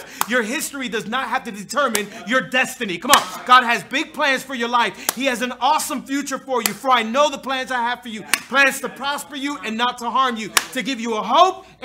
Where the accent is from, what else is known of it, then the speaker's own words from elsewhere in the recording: Hialeah, Florida, United States; I was born and raised in Hialeah